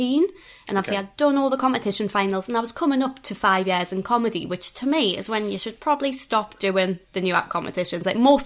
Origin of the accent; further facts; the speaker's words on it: Newcastle upon Tyne, North East England, United Kingdom; I am from Newcastle.